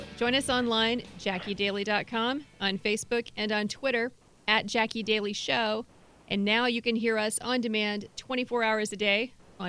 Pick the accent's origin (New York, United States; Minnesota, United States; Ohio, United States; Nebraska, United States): Ohio, United States; the state of Ohio, my home state